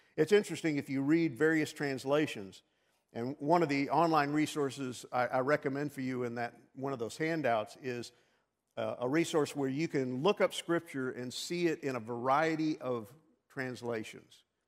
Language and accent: English; New York, United States; moved away; also born or lived in Texas; growing up in New York